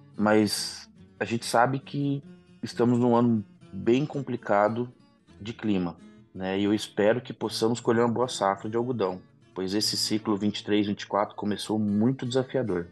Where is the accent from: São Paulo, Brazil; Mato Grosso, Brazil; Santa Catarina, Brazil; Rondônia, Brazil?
Mato Grosso, Brazil; Eu e meus dois irmãos já nascemos no Mato Grosso